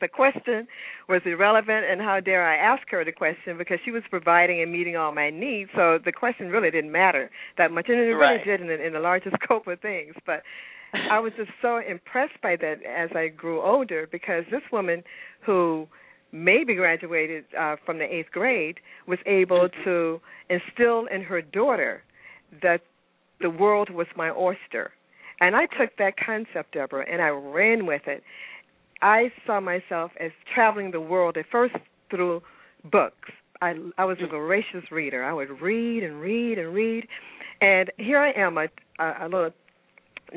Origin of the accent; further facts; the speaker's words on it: Memphis, Tennessee, United States; now in Atlanta, United States; I'm originally from Memphis, Tennessee